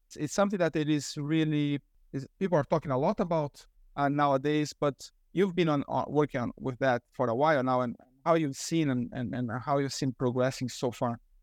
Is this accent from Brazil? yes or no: yes; Brazil; moved away; I'm originally from Brazil